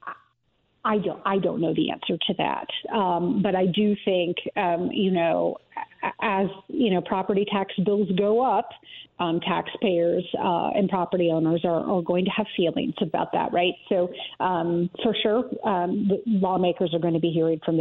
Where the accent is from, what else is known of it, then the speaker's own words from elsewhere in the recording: Boone County, Indiana, United States; Boone County, which is my hometown